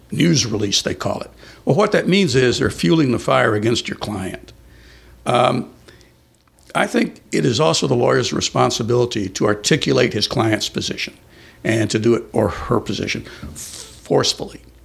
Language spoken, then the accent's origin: English; San Antonio, Texas, United States; also born or lived in Colchester, Essex, England; In San Antonio. That's where we grew up.